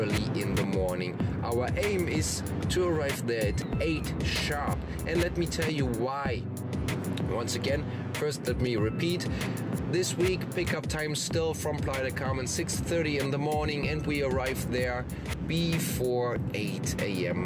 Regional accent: Germany; born or raised there; moved away

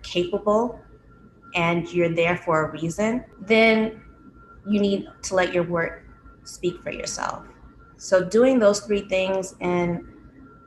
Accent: Seattle, Washington, United States; I grew up in Seattle, Washington

